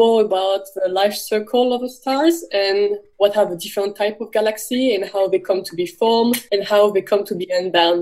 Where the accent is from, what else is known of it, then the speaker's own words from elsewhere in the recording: north of France, France; moved away as an adult; now in Melbourne, Australia; I'm from the north of France. I was actually born right at the border between France and Belgium